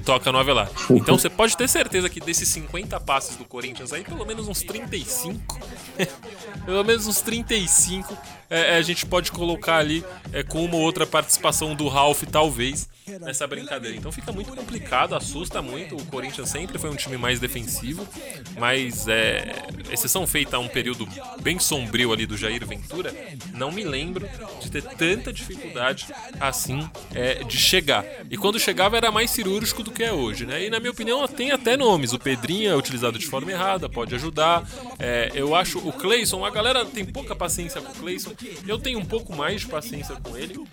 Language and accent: Portuguese; São Paulo, Brazil; É um, um, bairro ali onde eu cresci também